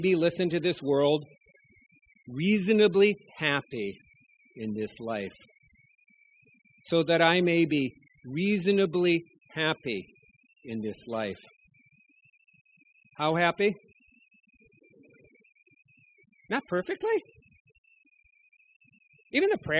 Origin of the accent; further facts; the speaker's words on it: North Dakota, United States; moved away; also born or lived in Fort Wayne, Indiana; I was going home to see my parents